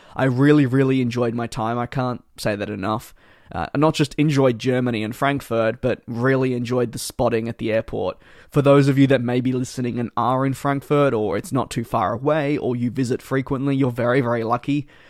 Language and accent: English; Australia; growing up in Australia